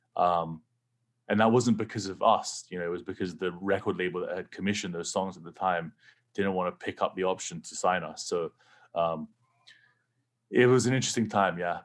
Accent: England, United Kingdom; now in United States; growing up in England, pretty much no one had guns

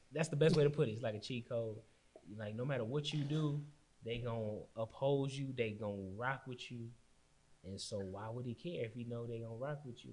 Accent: Austin, Texas, United States; I'm from St. John. I mean, I went East Austin

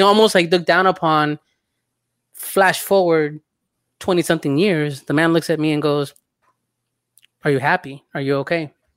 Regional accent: El Salvador; I'm from El Salvador

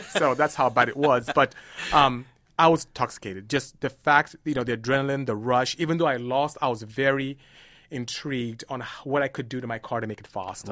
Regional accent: Nigeria; now in United States; my parents were very strict dis-, disciplinarians all about academia when we were growing up in Nigeria

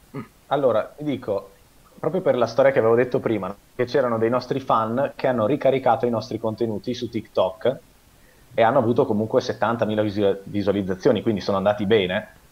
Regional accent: Veneto, Italy; also born or lived in Parma, Italy; abito in Veneto da quando sono piccolo praticamente, però io sono nato a Parma

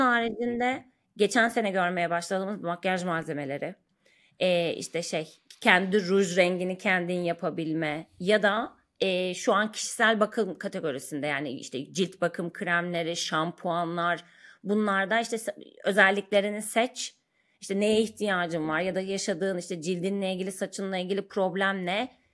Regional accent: Ankara, Turkey; moved away as an adult; now in Istanbul, Turkey; ben Ankara doğumluyum. 30 yaşıma kadar Ankara'da yaşadım. Sonra İstanbul'a taşındım.

